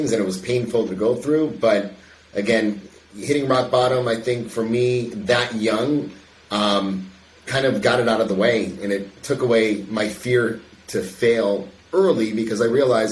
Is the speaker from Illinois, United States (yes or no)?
yes; Chicago, Illinois, United States; suburb of Chicago.